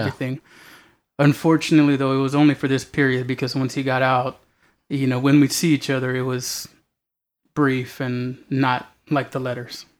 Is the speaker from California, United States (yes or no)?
yes; Alhambra, California, United States; now in San Antonio, United States; I'm originally from Alhambra, California. But my family's from here